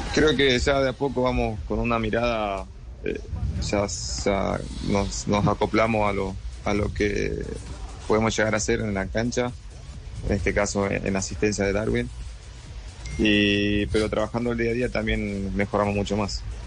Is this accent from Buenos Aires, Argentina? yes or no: no; Charata, Chaco, Argentina; moved away; vengo de, Argentina, de un pueblo que se llama Charata Chaco